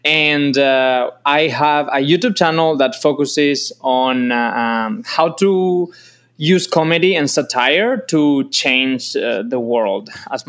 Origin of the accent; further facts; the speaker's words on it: northern Spain, Spain; English is a second language; moved away as an adult; now in New York, United States; I am not from Texas. I am from a small village in the north of Spain. I have been in the U.S. here for around 6 years in New York.